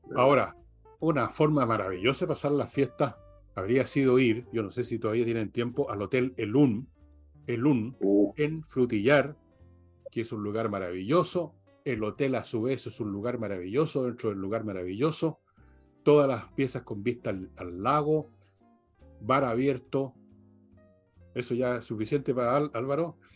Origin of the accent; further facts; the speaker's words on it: Chile; soy un chileno más